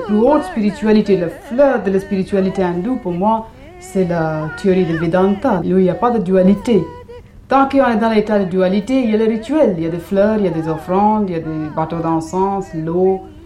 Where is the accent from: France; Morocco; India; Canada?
India; moved away